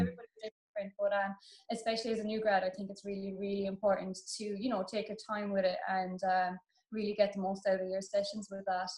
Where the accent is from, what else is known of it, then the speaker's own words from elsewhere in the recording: Cork, Munster, Ireland; I'm actually from Cork, so it's a little bit further down